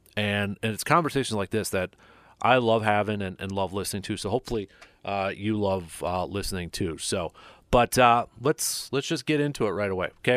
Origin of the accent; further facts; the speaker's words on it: Medford, Wisconsin, United States; I grew up in Medford